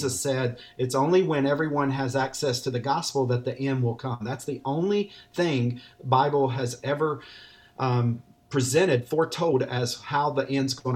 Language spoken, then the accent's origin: English; North Carolina, United States; I'm a native from North Carolina.